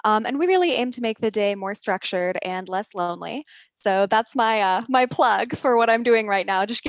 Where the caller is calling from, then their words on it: San Francisco, California, United States; I am calling in from San Francisco, the former hotbed of innovation and the current strange lockdown wasteland.